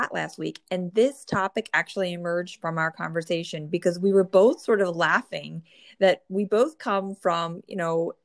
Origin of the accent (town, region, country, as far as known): New Jersey, United States; born or raised there